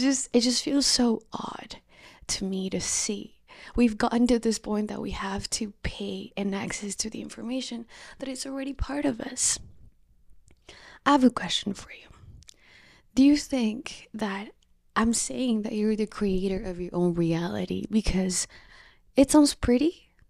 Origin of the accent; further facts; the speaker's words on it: Colombia; moved away; I'm welcoming you from Colombia. I'm greeting you from my home country.